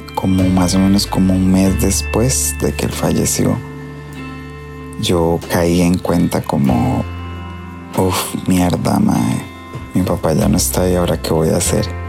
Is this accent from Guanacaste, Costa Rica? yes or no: yes; Hojancha, Guanacaste, Costa Rica; nosotros somos de Ojanche